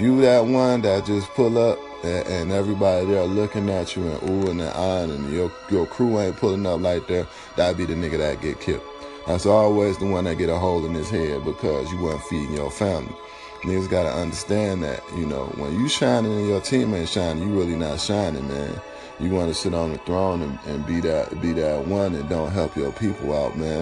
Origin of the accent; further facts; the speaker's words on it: New York, United States; now in Los Angeles, United States; all my people in New York, where I was born